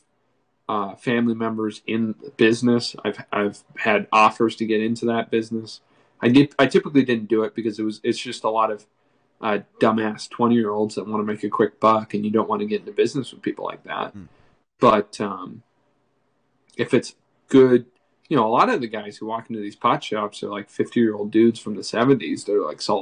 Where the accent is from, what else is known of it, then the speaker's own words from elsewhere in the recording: New Hampshire, United States; I'm from New Hampshire.